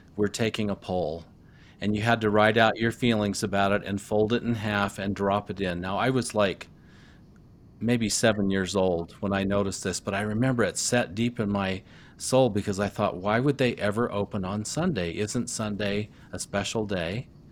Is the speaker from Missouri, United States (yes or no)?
yes; Rolla, Missouri, United States; I was growing up in Rolla, Missouri